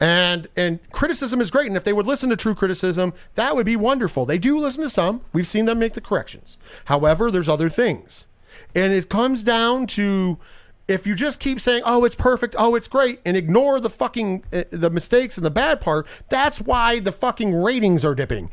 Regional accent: New York, United States; I'm a New Yorker

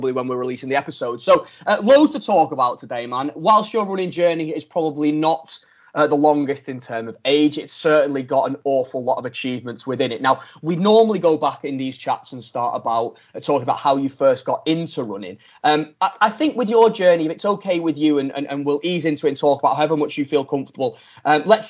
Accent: Widnes, North West England, United Kingdom; we're from Widnes

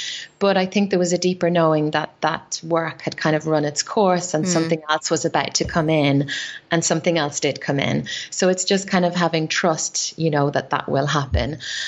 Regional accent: Ireland; I used to drink a lot, you know, being Irish, I drank a lot of alcohol.

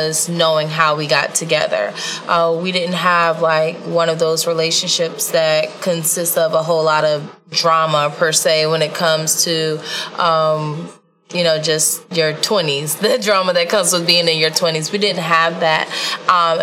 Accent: Virginia, United States; moved away; I grew up in Virginia

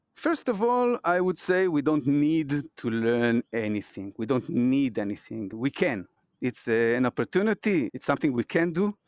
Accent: Israel; I'm from Israel

